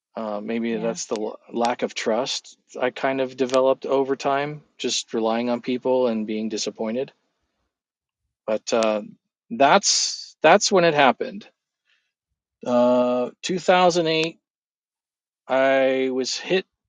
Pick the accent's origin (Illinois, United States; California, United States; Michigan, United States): California, United States; moved away as an adult; also born or lived in Prescott, Arizona; I grew up in California